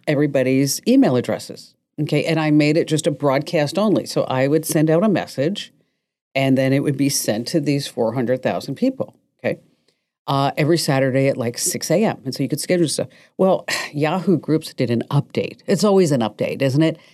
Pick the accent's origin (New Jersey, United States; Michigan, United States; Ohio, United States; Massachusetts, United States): New Jersey, United States; now in Arizona, United States; I was born in Jersey and I went to this school and then I ended up in Arizona